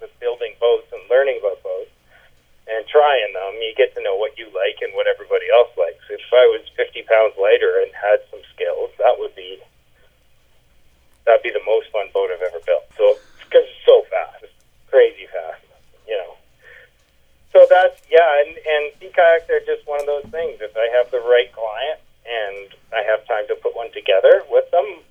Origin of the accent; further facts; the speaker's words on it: Thunder Bay, Ontario, Canada; I grew up in Thunder Bay